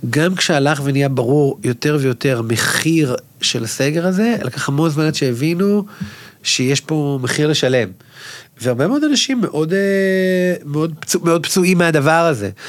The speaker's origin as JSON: {"language": "Hebrew", "town": "Ashdod", "region": "Southern District", "country": "Israel", "tie": "born or raised there", "said": "ואני, כמו שהוא אומר, אני גדלתי באשדוד, אני אומר כל הזמן לאנשים, שמע, אני חצי מרוקאי."}